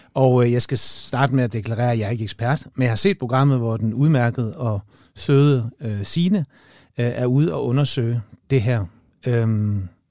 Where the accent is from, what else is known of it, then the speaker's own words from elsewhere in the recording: Denmark; jeg er fra Jylland